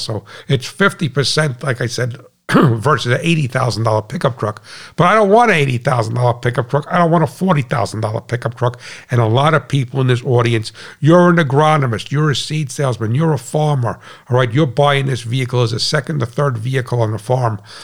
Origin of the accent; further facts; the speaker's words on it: United States; as an American